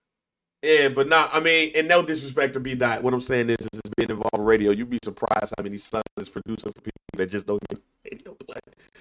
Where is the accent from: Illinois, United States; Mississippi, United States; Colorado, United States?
Illinois, United States; Chicago; I'm from Chicago.